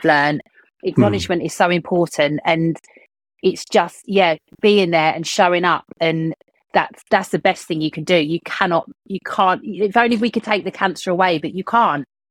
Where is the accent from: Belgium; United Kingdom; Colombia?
United Kingdom; being British people